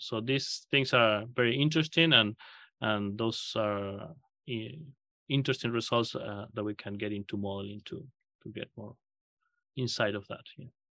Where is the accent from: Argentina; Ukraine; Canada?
Argentina; moved away as an adult; also born or lived in Kansas, United States / Australia; now in Nebraska, United States; I grew up in Argentina